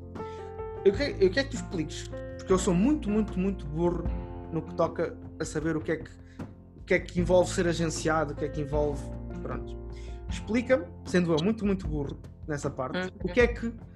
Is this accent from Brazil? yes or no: no; Portugal; eu sou português